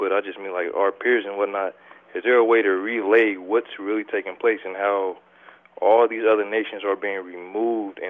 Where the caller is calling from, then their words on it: Omaha, Nebraska, United States; I'm calling from Omaha, Nebraska.